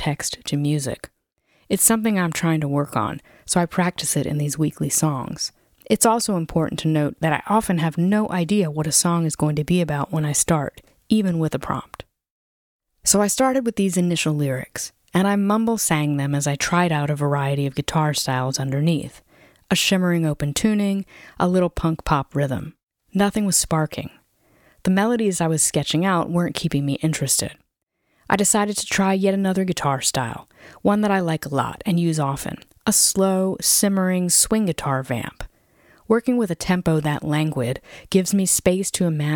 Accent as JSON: {"language": "English", "region": "Virginia", "country": "United States", "tie": "born or raised there", "moved": "yes", "lives_now": "Western Massachusetts, United States", "said": "Growing up in Virginia"}